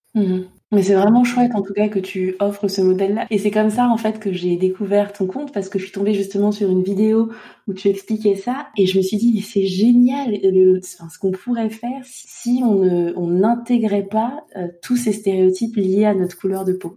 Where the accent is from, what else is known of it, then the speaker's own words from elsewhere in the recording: Côte d’Ivoire; moved away; also born or lived in Île-de-France; j'ai grandi euh, en Côte d'Ivoire